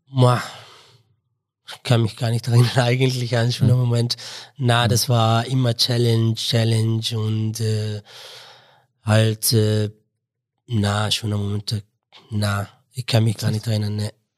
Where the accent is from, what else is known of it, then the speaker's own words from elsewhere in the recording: Mosul, Nineveh, Iraq; German is a second language; moved away as an adult; also born or lived in Baghdad, Iraq / Istanbul, Turkey; now in Innsbruck, Austria; ich komme komm aus dem Irak und aus Mosul